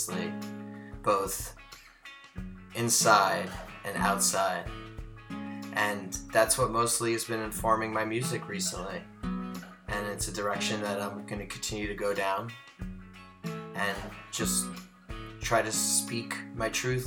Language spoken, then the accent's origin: English; United States; I grew up in the New York, New Jersey area